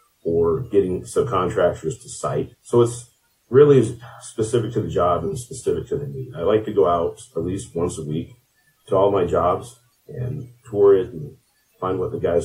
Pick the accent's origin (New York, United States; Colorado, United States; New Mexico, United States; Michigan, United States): Colorado, United States; Craig; also born or lived in Grand Junction, Colorado; I grew up in Craig, Colorado. We moved here in 1998